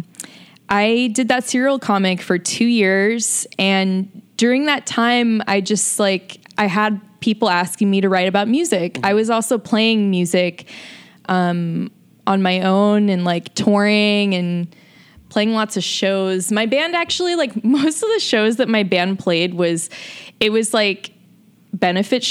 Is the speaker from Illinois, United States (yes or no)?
no; Jacksonville, Florida, United States; where I grew up in Jacksonville, Florida